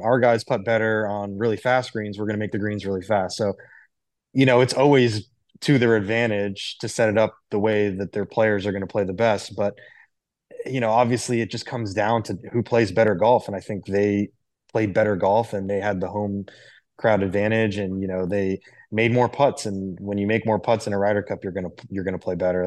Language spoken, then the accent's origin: English; Miami, Florida, United States; also born or lived in Jupiter, Florida; I grew up in Miami and, uh, my dad worked for the U S T A.